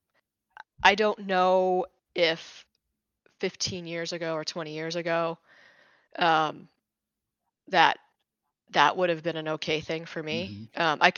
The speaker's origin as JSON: {"language": "English", "region": "Utah", "country": "United States", "tie": "born or raised there", "said": "I lived in Utah. I grew up in Utah, and we lived on a bench of a mountain."}